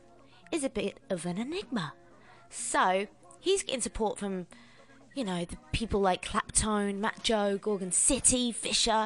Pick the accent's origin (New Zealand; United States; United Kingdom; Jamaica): United Kingdom; London; I'm from Crystal Palace